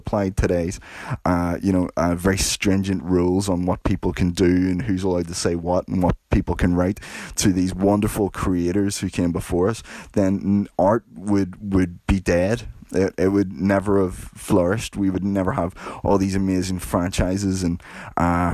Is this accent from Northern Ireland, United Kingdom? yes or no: yes; Belfast, Northern Ireland, United Kingdom; I grew up in Belfast during the 1980s